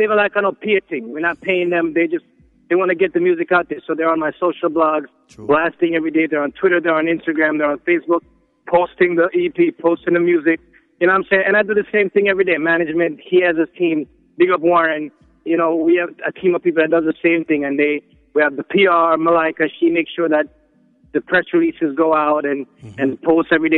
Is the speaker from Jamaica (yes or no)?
yes; Jamaica; moved away as an adult; now in New York City, United States; I'm from Jamaica, but I'm spending my last 10 years or so in New York City